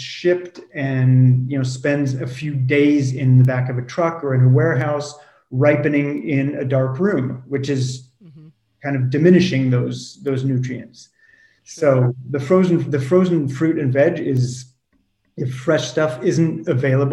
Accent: California, United States; moved away as an adult; also born or lived in France; I grew up in California.

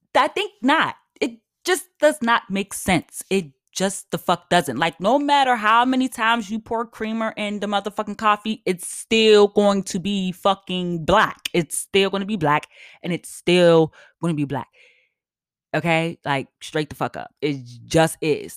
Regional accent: United States; also born or lived in New York; I'm black as hell, I'm American as fuck

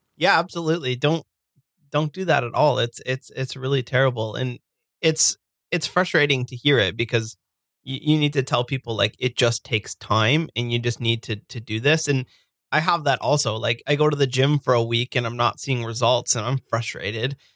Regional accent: Burlington, Ontario, Canada; now in Hamilton, Canada; I grew up in a, a city called Burlington, and I, I live now in uh, a city just outside of it called Hamilton

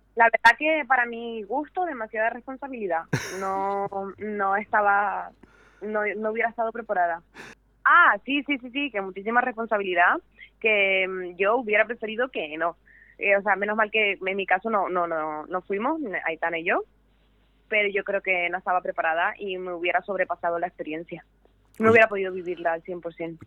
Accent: San Cristóbal de La Laguna, Canary Islands, Spain; moved away; yo tocaba en, en La Laguna, en mi tierra natal

